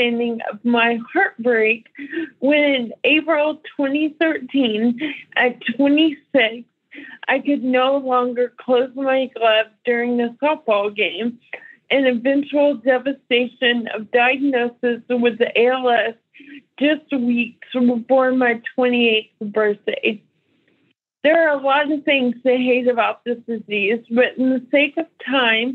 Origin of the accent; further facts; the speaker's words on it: Hico, Texas, United States; I'm 35 and live in my tiny hometown of Hyco, Texas